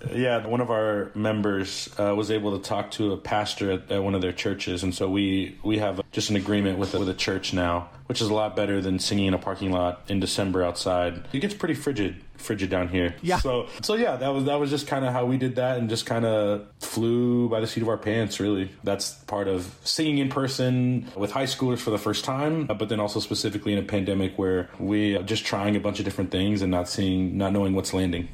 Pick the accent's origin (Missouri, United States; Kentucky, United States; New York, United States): Missouri, United States; Springfield; we're from Springfield, Missouri